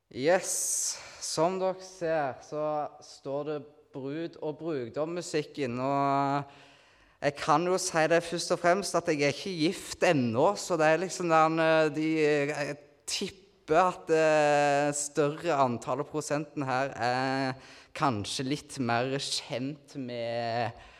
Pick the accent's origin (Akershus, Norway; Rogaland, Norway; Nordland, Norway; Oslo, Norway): Rogaland, Norway; Nærbø; moved away as an adult; now in Kristiansand, Norway; jeg kommer fra Nærbø, da, på Jæren.